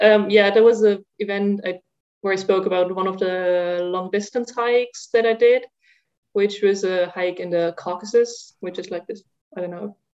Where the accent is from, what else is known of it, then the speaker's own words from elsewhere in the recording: Germany; English is a second language; now in Zurich, Switzerland; I like walked from Zurich in Switzerland, where I live now, to my hometown in Germany, which is about 400 kilometers north of here